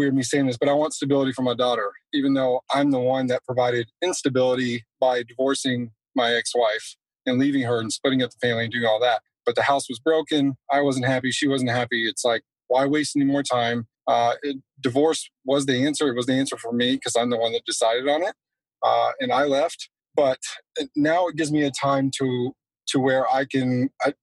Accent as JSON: {"language": "English", "region": "Texas", "country": "United States", "tie": "born or raised there", "said": "I was born and raised in Texas"}